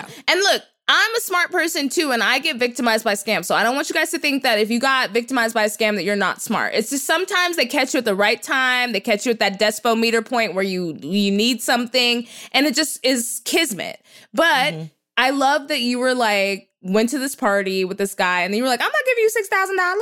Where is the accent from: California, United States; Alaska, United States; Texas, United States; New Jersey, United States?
Texas, United States; I'm from Texas